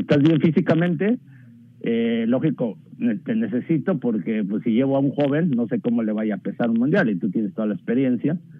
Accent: Texcoco, State of Mexico, Mexico; yo soy de Texcoco, Estado de México

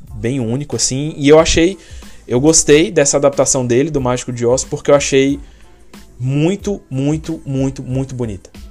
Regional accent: Brazil; moved away; sou do Brasil

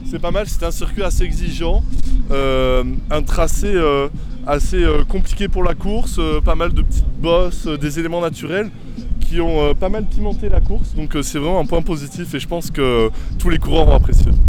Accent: Ukraine; Alors, euh, d'abord, je suis ukrainien.

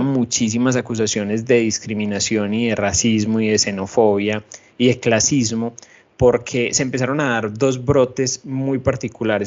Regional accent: Medellín, Antioquia, Colombia; now in Sydney, Australia; yo viniendo de Medellín

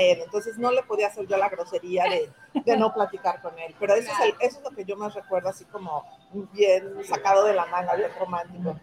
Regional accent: Ciudad Juárez, Chihuahua, Mexico; moved away; also born or lived in Monterrey; yo no soy de Monterrey, soy, soy de Chihuahua, pero en Monterrey, que también vivía ahí

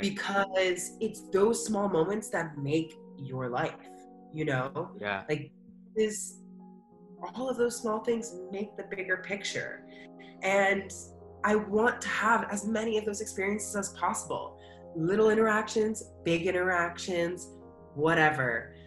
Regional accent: United States; moved away as an adult; also born or lived in Philadelphia; now in Chiang Mai, Thailand; also living and growing up in America

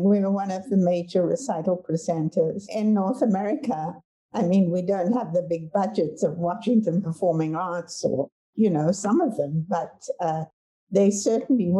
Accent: South Africa; moved away as an adult; also born or lived in Cape Town, South Africa; now in Vancouver, Canada; I grew up in South Africa

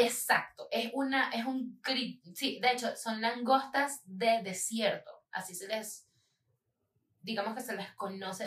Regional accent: Falcón, Venezuela; moved away; en el estado Falcón, de donde yo vengo, en Venezuela

